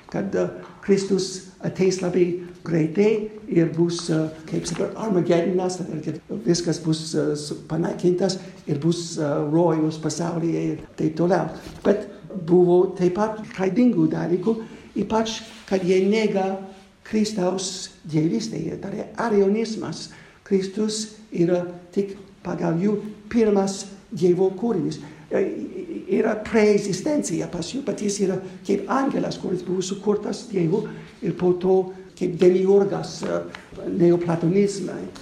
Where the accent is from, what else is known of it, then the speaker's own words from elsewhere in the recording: United States; moved away; Aš gimiau Amerikoje 1949 metais, aš na, man 72 metų.